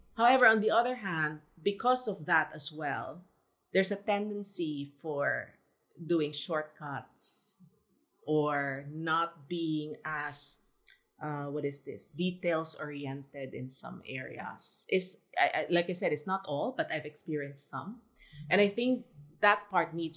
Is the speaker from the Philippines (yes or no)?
yes; Philippines; also born or lived in Singapore; now in Shanghai, China; us being Filipino